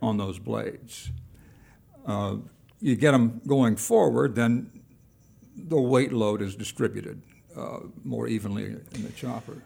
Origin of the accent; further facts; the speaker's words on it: Kingsport, Tennessee, United States; moved away as an adult; also born or lived in Evanston / Nashville / Baton Rouge; I was from Tennessee. I grew up in Kingsport